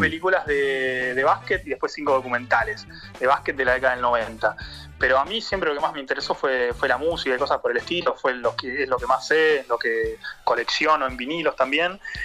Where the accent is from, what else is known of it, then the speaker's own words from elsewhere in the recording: Chubut, Argentina; moved away as an adult; now in Paris, France; yo soy de Chubut